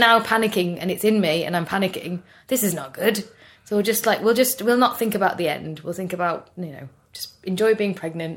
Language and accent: English; Birmingham, West Midlands, United Kingdom; we grew up in Birmingham.